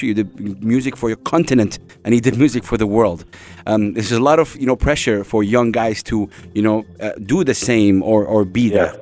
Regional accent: Saudi Arabia; now in United Arab Emirates; I come from Saudi Arabia

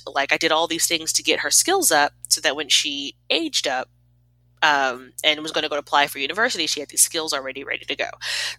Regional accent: Texas, United States

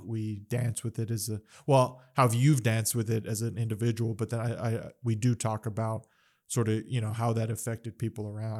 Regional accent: Las Cruces, New Mexico, United States; moved away as an adult; also born or lived in Phoenix, Arizona / East Coast; I was away from Cruces for over ten years

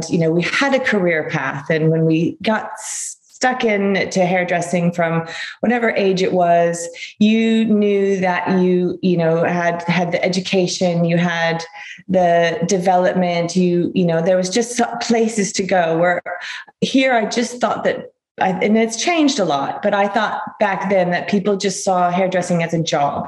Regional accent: California, United States; accent: American; moved away as an adult; also born or lived in San Francisco; now in London, United Kingdom; as you can tell from my American accent, I am born and bred in California, grew up in the mountains in Lake Tahoe

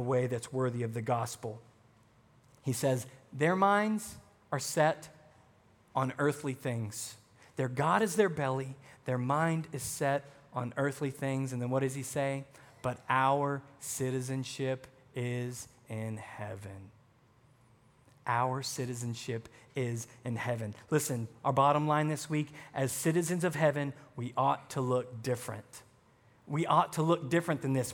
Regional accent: the South, United States; now in Wisconsin, United States; I'm from the South

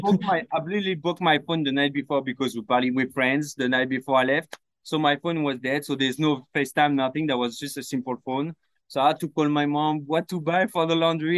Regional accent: Paris, Île-de-France, France; moved away; I grew up in Paris.

